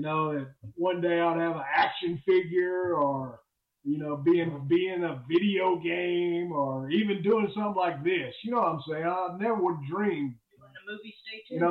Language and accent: English; the South, United States; I'm from the South